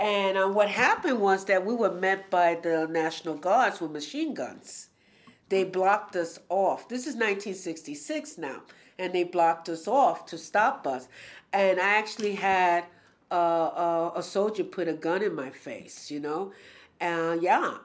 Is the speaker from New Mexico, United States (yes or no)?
no; New York City, New York, United States; I grew up in Spanish Harlem during when New York City was Jim Crow